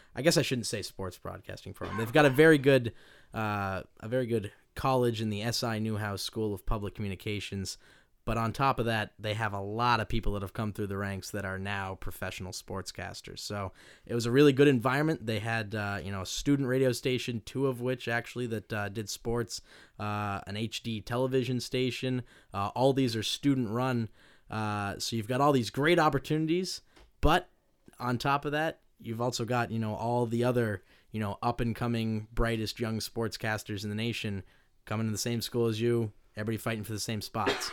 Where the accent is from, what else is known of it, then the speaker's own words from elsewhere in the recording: Maine, United States; moved away as an adult; now in Stockton, United States; I originally hail from Maine, uh, so a very long ways away, uh, and, you know, growing up in Maine